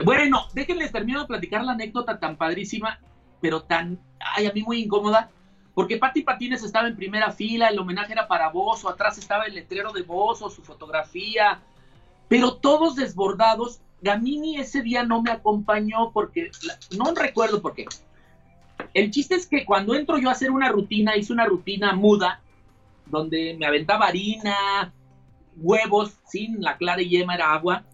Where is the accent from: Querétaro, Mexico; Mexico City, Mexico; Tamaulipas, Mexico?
Querétaro, Mexico; yo soy el queretano 100%.